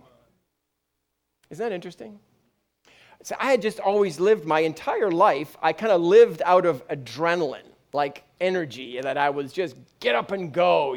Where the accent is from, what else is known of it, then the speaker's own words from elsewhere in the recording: United Kingdom; I'm British.